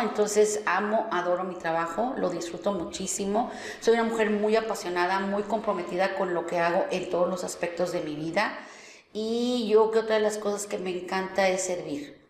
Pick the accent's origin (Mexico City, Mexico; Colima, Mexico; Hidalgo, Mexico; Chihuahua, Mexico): Mexico City, Mexico; moved away as an adult; also born or lived in Guadalajara; now in Monterrey, Mexico; Yo soy de la Ciudad de México y viví 15 años en Guadalajara y ya tengo pues 21 años aquí en, Monterrey